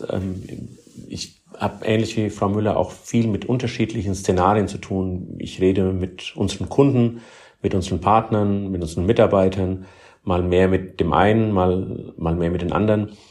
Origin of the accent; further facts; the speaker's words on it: Heidelberg, Baden-Württemberg, Germany; Das erlebe ich gerade in ähm, meiner Heimatstadt hier in Heidelberg, wie dort Schritt für Schritt in die richtige Richtung gegangen wird.